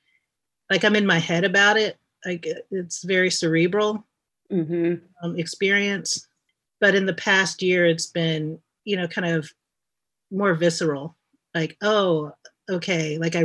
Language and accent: English; the South, United States; I'm from the South. We tell stories.